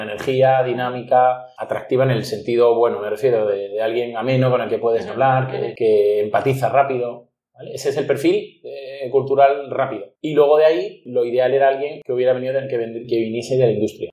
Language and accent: Spanish; Ronda, Andalusia, Spain; also born or lived in Málaga; soy de Málaga, nací en Málaga, aunque fue nacer y llevarme a mi madre a Ronda, donde vivimos 12 años